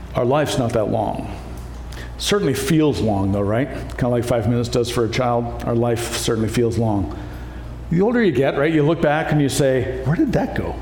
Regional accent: Canada; moved away; also born or lived in Iowa, United States; I grew up with farmers in Canada as well

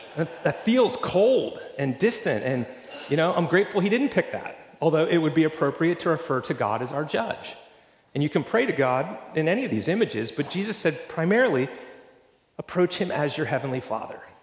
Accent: Pennsylvania, United States; now in Florida, United States; I grew up in Pennsylvania

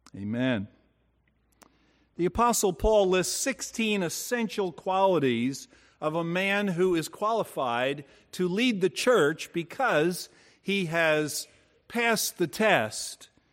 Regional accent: Bayonne, New Jersey, United States; We lived in a four-story row house as I grew up in Bayonne, New Jersey

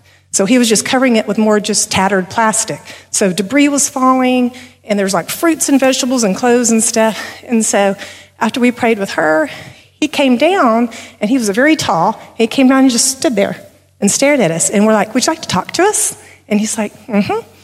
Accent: Texas, United States; we're from Texas

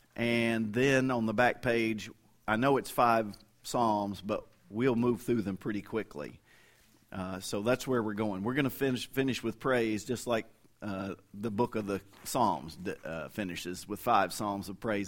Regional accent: Kentucky, United States; moved away as an adult; also born or lived in Fort Worth, Texas; now in Oklahoma, United States; I say, "Kentucky." And, and now I've lived longer outside of Kentucky than I did, I mean, I left there when I was twenty-two, for good

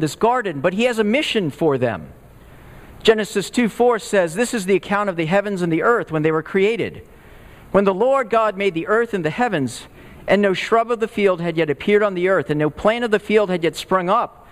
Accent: Texas, United States; moved away; I grew up in the Southwest, in Texas

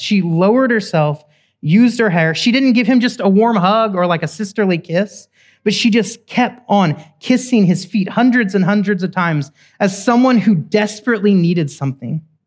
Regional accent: Oklahoma, United States; I'm from Oklahoma, cowboys and Indians.

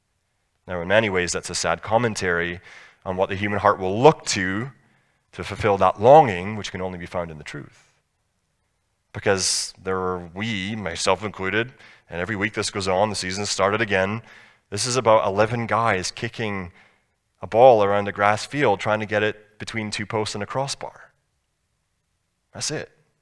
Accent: Scotland, United Kingdom; I grew up in Scotland

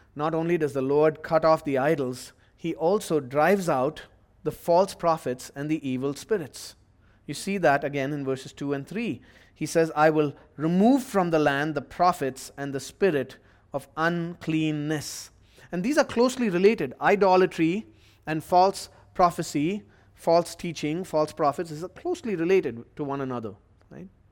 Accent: India; moved away; my home country of India

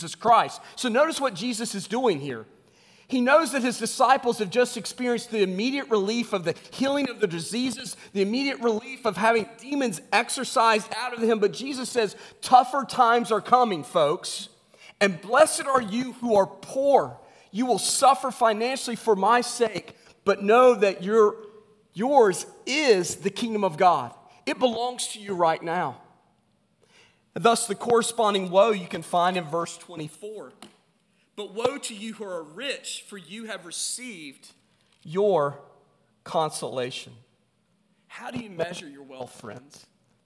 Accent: West Virginia, United States; I grew up in West Virginia. I grew up in a coal mining

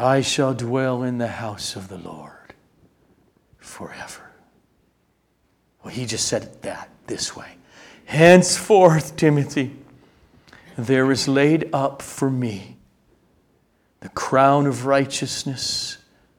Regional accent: United States; as American Christians

